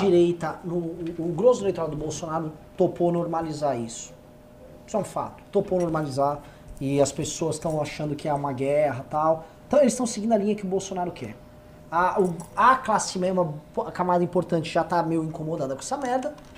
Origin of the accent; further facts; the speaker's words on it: São Paulo, Brazil; eu não sou natural de Vinhedo, sou de São Paulo